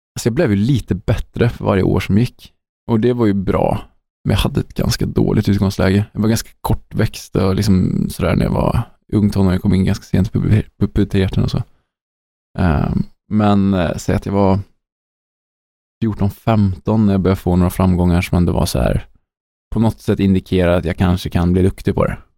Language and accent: Swedish; Sweden; Som svensk